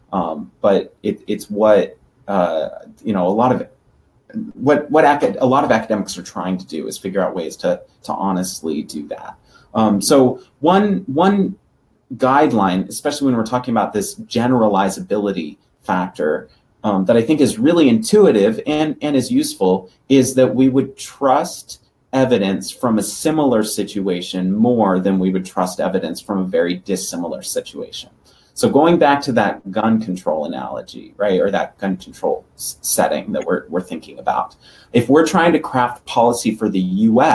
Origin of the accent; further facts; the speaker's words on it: Denver, Colorado, United States; Denver, Colorado, that's my hometown